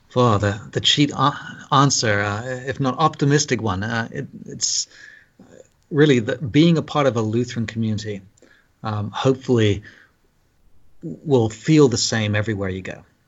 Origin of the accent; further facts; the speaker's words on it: London, United Kingdom; moved away as an adult; also born or lived in Scotland / Cambridge / Cardiff, Wales; now in Scarsdale, United States; he took a parish in London, England, and I grew up there the majority of my life